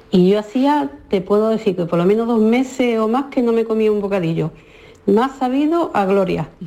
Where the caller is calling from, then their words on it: Spain; de Huerva.